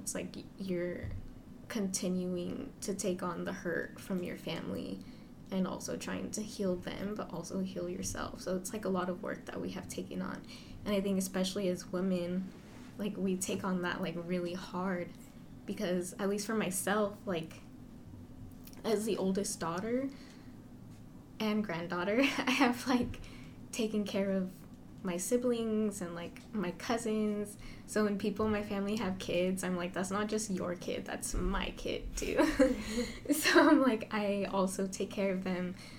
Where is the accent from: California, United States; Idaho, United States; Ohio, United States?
California, United States; Central Valley; moved away as an adult; also born or lived in San Diego; I'm from the Central Valley.